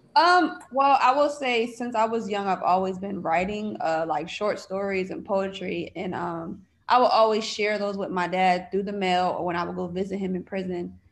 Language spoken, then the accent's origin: English; Bridgeport, Connecticut, United States; now in Los Angeles, United States; I am originally from Bridgeport, Connecticut. I currently live in Los Angeles